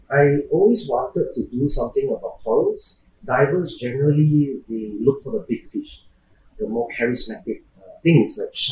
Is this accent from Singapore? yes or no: yes; Singapore; so, I'm Singaporean. I born and bred there